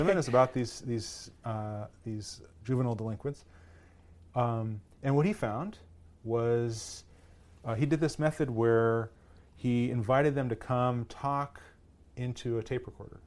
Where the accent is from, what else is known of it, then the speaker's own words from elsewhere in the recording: Thousand Oaks, California, United States; also born or lived in Boston, Massachusetts / Waltham, Massachusetts; we moved out to Thousand Oaks, California, out, uh, suburb L